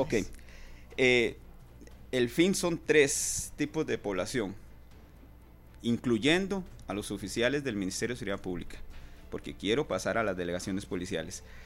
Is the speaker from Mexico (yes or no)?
no; Costa Rica; como costarricense que soy